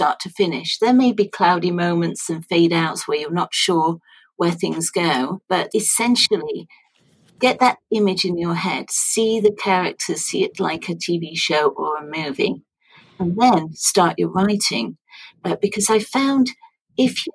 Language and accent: English; Sheffield, Yorkshire and the Humber, United Kingdom; Sheffield in Yorkshire, which is my hometown